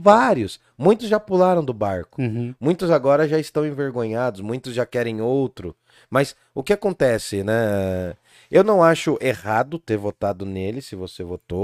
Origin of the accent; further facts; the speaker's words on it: Brazil; also born or lived in Jundiaí; nós, como brasileiros